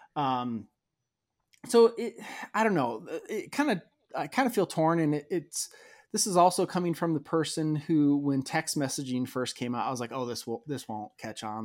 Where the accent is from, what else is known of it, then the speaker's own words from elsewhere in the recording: outside Chicago, Illinois, United States; I grew up outside Chicago